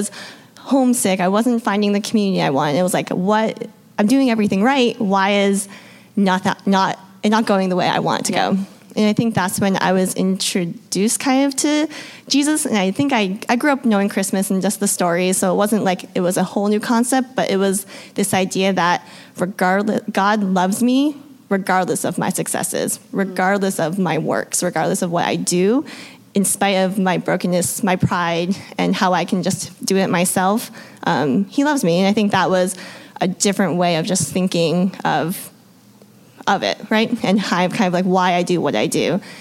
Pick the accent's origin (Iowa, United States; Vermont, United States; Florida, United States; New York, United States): Vermont, United States; I grew up in Vermont